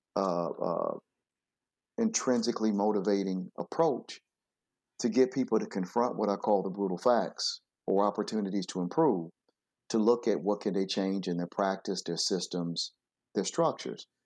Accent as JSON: {"language": "English", "town": "Flint", "region": "Michigan", "country": "United States", "tie": "born or raised there", "said": "I grew up in Flint, Michigan"}